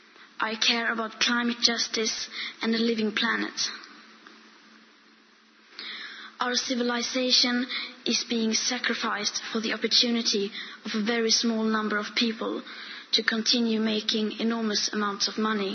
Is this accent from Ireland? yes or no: no; Sweden; I am 15 years old and I'm from Sweden